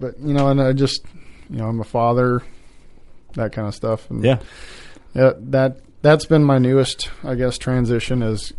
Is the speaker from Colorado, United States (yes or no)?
no; Nevada, Iowa, United States; I was born and raised small town in Nevada, Iowa, just outside of Ames.